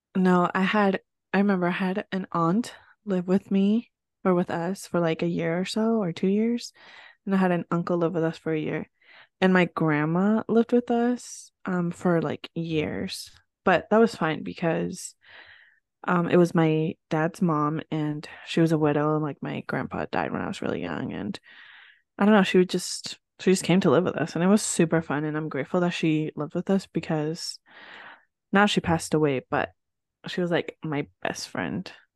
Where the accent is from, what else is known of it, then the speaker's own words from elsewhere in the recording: northern New Jersey, United States; English is a second language; where I grew up in New Jersey, for those of you that didn't know, and I grew up in northern Jersey